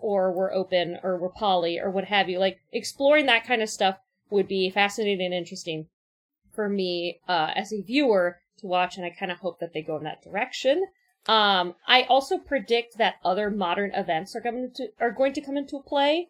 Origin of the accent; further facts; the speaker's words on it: Orange County, California, United States; I grew up in Orange County